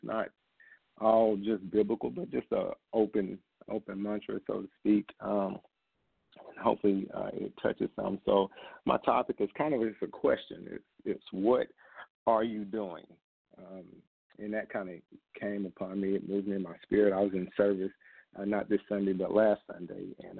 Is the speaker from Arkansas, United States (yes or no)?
yes; Camden, Arkansas, United States; And for me, coming from Arkansas, small towns in Arkansas, Southwest Arkansas, I was born in Camden, and I was lost for a long time.